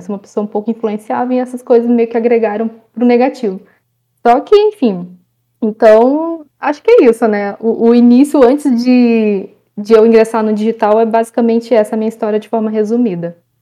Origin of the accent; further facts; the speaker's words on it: interior of Ceará, Brazil; now in Rio de Janeiro, Brazil; eu vim para o Rio de Janeiro, eu sou do interior lá do Ceará